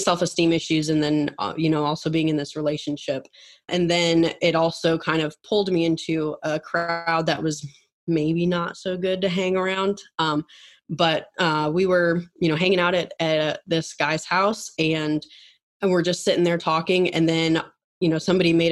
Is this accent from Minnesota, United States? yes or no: yes; Minneapolis, Minnesota, United States; moved away as an adult; now in Atlanta, United States; I grew up in Minnesota. I live now in Atlanta, but always grew up in, you know, was there for 18 years.